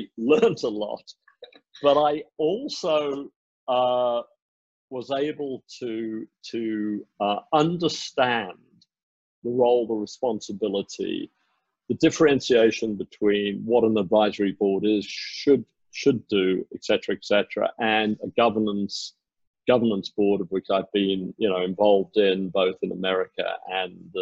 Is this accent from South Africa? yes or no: yes; South Africa; also born or lived in United Kingdom / Asia / United States / New Zealand; now in Singapore; I was born in the UK. I was raised in South Africa